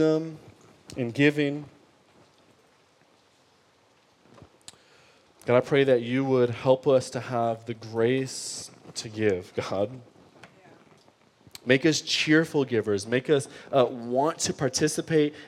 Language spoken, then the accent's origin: English; Detroit, Michigan, United States; I grew up in Detroit public school system